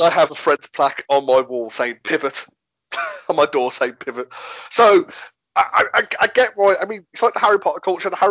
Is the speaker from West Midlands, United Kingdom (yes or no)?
yes; Birmingham, West Midlands, United Kingdom; I find I can't do a Birmingham accent, even though I'm from Birmingham